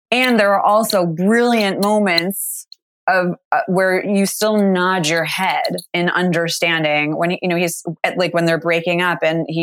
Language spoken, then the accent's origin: English; New York, United States; now in Los Angeles, United States; And now that I live in LA as a New Yorker, I have even more appreciation for those moments.